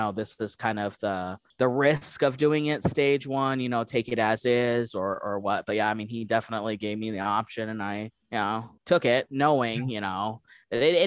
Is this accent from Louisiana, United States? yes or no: no; Colorado Springs, Colorado, United States; now in Nebraska, United States; I was raised in Colorado Springs